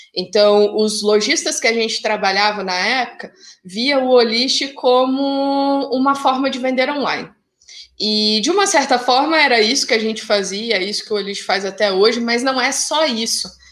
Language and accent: Portuguese; Curitiba, Paraná, Brazil; sou curitibana